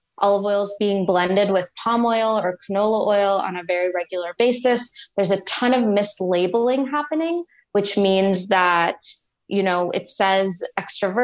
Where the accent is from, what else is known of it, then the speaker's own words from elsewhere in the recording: Texas, United States; moved away as an adult; also born or lived in New York; I grew up in Texas, moved to New York, finished up undergrad at NYU